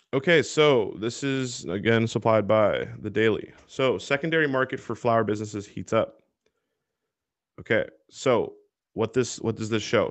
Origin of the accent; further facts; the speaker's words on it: Washington, United States; Washington State, my home state